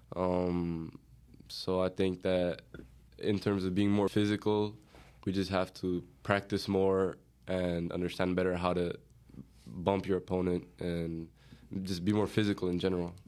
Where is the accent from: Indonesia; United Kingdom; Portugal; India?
Portugal; now in United States; I'm from Portugal